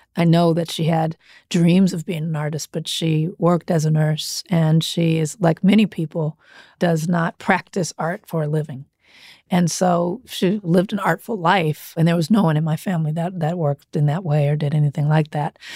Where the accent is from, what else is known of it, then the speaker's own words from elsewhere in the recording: Compton, California, United States; I grew up in Compton.